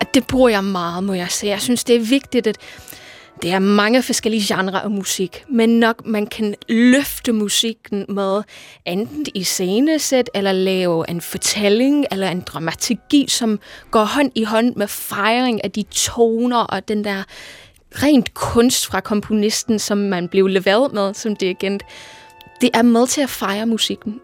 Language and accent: Danish; Liverpool, North West England, United Kingdom; moved away; Jeg kommer fra Liverpool i England oprindeligt